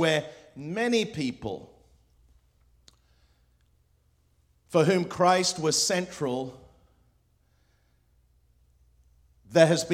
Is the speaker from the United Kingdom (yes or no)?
yes; England, United Kingdom; first language Spanish; English is a second language; also born or lived in Hong Kong / Morocco / Spain / Lebanon; I grew up in England. I was born in Hong Kong with an English father and a Spanish mother